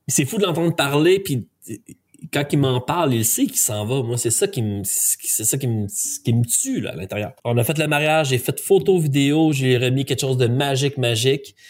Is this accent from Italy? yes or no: no; Quebec, Canada; ils savent que je suis un Canadien, ils savent que je suis un Québécois